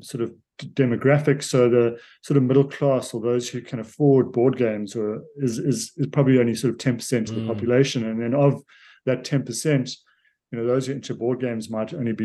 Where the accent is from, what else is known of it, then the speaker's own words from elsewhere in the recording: South Africa; I'm a South African